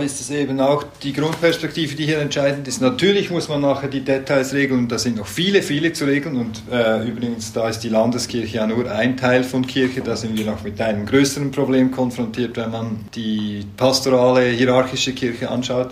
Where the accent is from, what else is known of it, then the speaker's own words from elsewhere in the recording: Switzerland; wir jetzt als Schweizer und Schweizerinnen